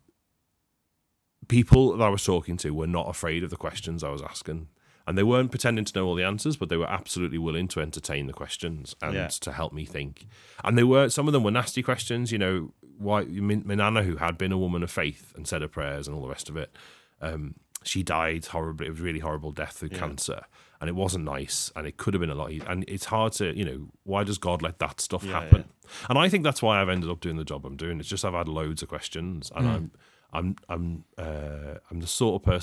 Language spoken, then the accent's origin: English; United Kingdom; And I grew up in Heighton. I grew up on an estate